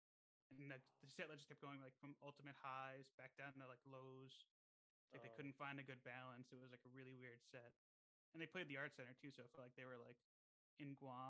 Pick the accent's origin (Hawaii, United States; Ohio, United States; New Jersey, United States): New Jersey, United States; Born and raised in Central.